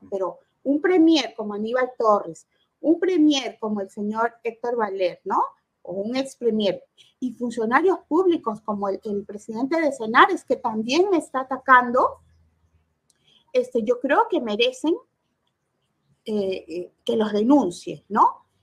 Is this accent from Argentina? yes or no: no; Peru; creo que somos los peruanos cuando pagamos